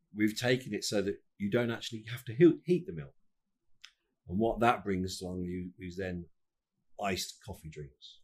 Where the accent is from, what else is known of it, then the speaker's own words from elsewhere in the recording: United Kingdom; we're British